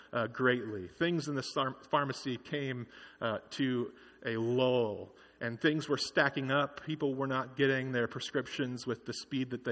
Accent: Kingsburg, California, United States; working at CVS in my hometown of Kingsburg

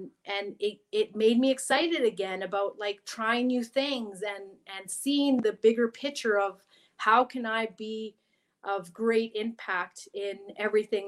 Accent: Vancouver Island, British Columbia, Canada; English is a second language; also born or lived in Chile; I grew up on Vancouver Island

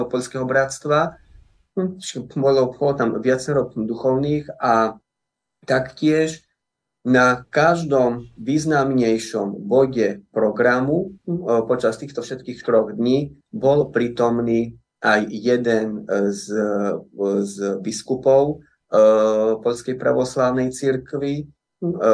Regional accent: Slovakia; čo sa týka nás, ako to sme boli zo Slovenska

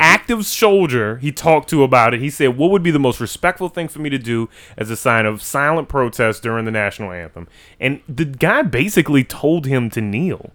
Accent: New Orleans, Louisiana, United States; we're from New Orleans, Louisiana, in the United States of America

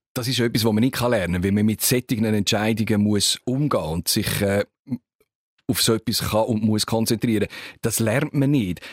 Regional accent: Switzerland; von uns

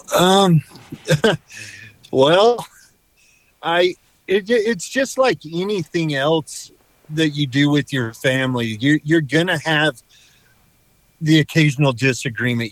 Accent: Idaho, United States; moved away as an adult; I was born in Idaho. I pretty much lived here my whole life

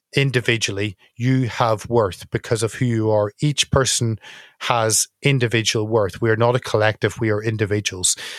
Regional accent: Northern Ireland, United Kingdom; as someone from Northern Ireland, 'cause I'm not English

